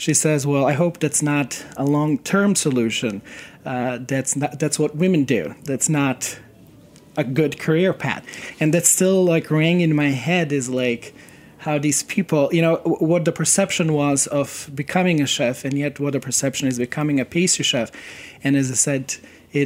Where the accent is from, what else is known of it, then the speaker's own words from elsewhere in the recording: Serbia; now in United States; I come from Serbia, and I grew up during the very turbulent time when I was six